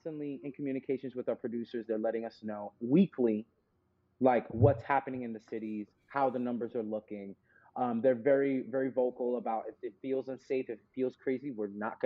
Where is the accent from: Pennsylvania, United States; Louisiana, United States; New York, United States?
New York, United States; I grew up in New York